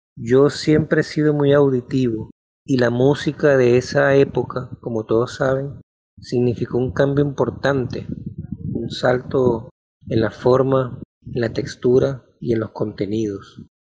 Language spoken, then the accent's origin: Spanish; Maracaibo, Zulia, Venezuela; Yo nací en Maracaibo en 1968